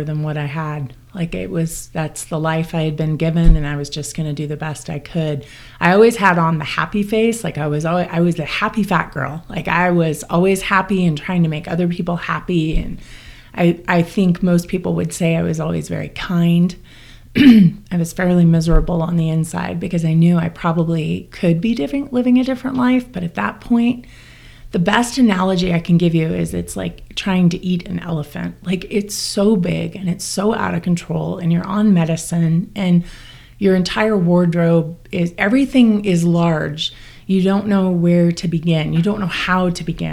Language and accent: English; Corvallis, Oregon, United States; I'm from Corvallis, Oregon